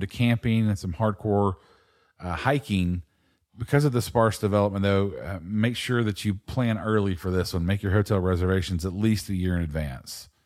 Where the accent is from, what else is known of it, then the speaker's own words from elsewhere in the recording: East Coast, United States; I, growing up on the East Coast